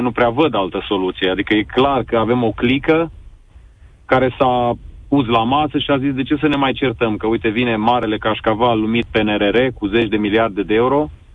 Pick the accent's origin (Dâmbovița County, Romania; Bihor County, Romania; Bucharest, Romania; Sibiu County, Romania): Sibiu County, Romania; Sibiu; eu sunt tot din Sibiu